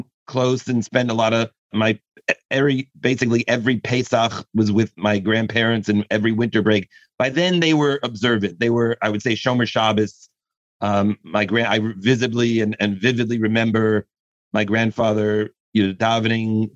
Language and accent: English; New York City, New York, United States; I grew up in Queens, New York